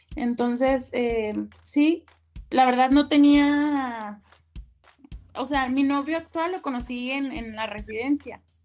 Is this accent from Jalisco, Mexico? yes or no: yes; Guadalajara, Jalisco, Mexico; yo soy de aquí de Guadalajara